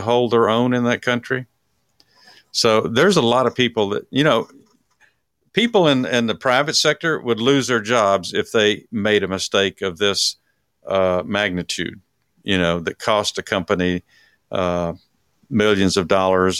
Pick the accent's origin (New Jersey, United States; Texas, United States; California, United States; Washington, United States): Texas, United States; from my home state